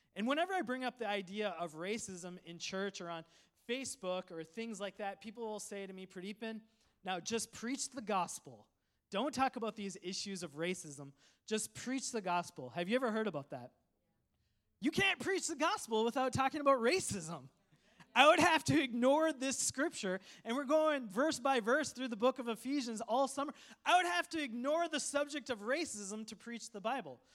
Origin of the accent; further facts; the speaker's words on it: Coon Rapids, Minnesota, United States; English is a second language; also born or lived in Sri Lanka; I grew up in Coon Rapids, Minnesota. My family immigrated from a tropical island, Sri Lanka, to Minnesota in America in the wintertime